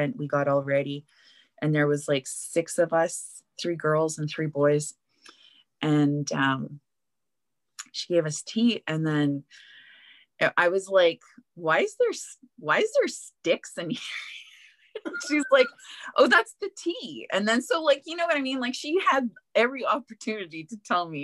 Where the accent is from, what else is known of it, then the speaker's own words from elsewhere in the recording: Winnipeg, Manitoba, Canada; moved away; also born or lived in Edmonton; I'm from Winnipeg, camping all of my kid life